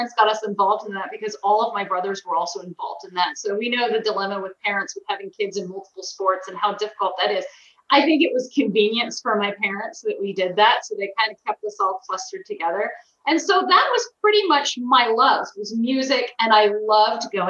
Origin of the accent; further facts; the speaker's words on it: Centreville, Virginia, United States; I grew up in Northern Virginia, in a suburb of a Washington, D.C. suburb, Centerville, Virginia